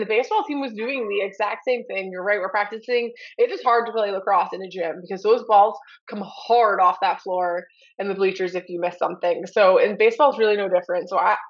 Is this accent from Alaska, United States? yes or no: no; New York, United States; moved away; I'm originally from New York, went to high school in New York